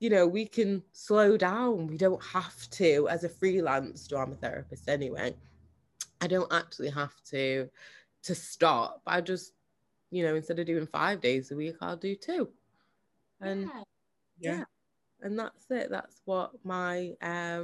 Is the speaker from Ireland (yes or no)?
no; Manchester, North West England, United Kingdom; also born or lived in Jamaica; I'm from Manchester